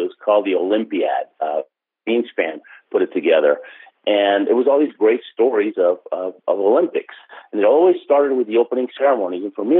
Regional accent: Argentina; born there; And when they found out I was born in Argentina, they said, if you go for Argentina, we'll help you

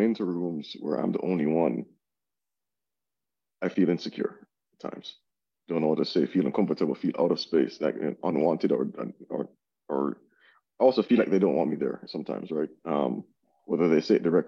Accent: Jamaica; moved away; growing up in Jamaica

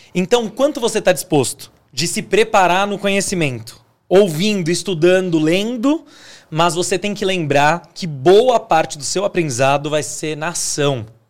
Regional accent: Águas da Prata, São Paulo, Brazil; now in São Paulo, Brazil; Eu vim de Águas da Prata

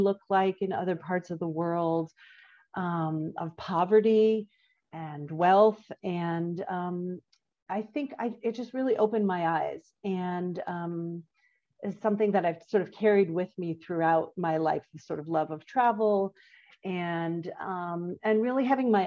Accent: Florida, United States; I was born in Florida

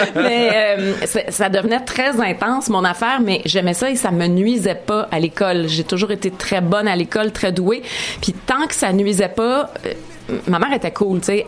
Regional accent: Montreal, Quebec, Canada; je suis une fille de Chalaga Maisonneuve, born, raised

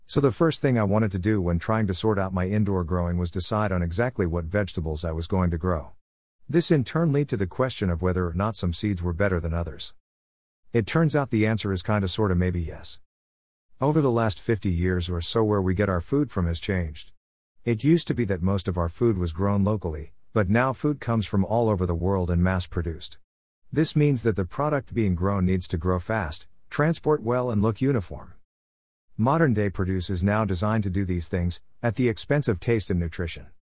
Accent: Canada; Being Canadian, I wanted to find a Canadian company

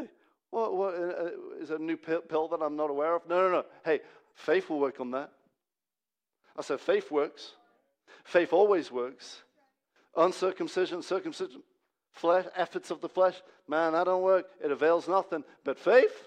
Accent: Hungary; now in Manchester, United Kingdom; my home country

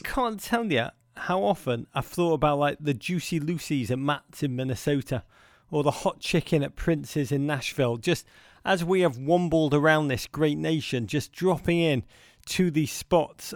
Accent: Liverpool, North West England, United Kingdom; where I grew up in Liverpool

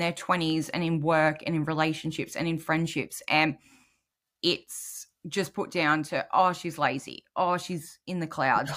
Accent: New South Wales, Australia; I'm from New South Wales

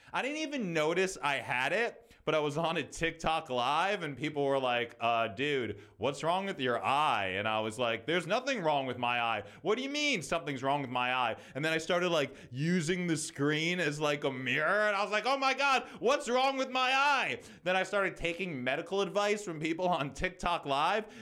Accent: United States; As an American

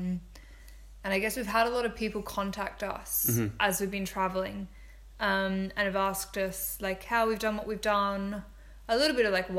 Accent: Australia; I'm from Australia

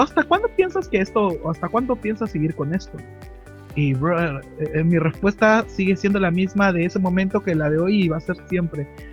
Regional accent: Lima, Peru; soy de Perú exactamente, de la ciudad de Lima

